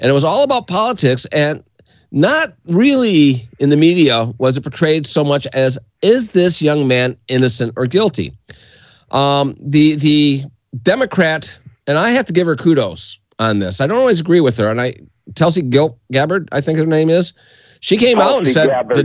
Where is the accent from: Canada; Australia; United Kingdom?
Canada; across the Detroit River, Ontario; now in United States; I grew up in Canada